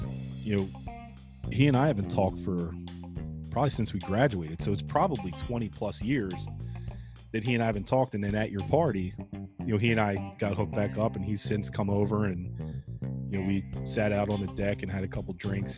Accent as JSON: {"language": "English", "area": "West Country", "region": "Pennsylvania", "country": "United States", "tie": "born or raised there", "said": "I grew up in West Country when it was poor, right?"}